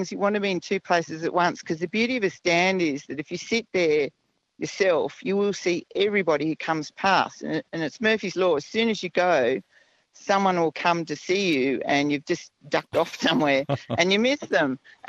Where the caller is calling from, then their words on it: Sarina, Queensland, Australia; I'm ringing from Serena, and I'm on my way home from Beef Week.